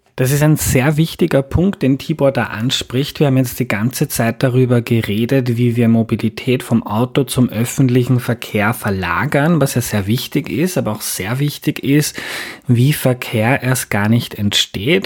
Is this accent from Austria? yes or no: yes; Lower Austria, Austria; Ich bin in Niederösterreich aufgewachsen, auf einem Bauernhof, wo die Häuser ziemlich weit voneinander entfernt sind